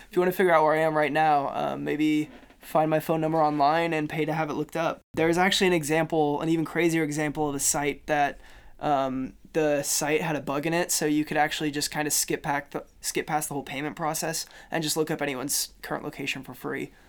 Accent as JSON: {"language": "English", "town": "Kansas City", "country": "United States", "moved": "yes", "said": "I'm from Kansas City, we have Google Fiber"}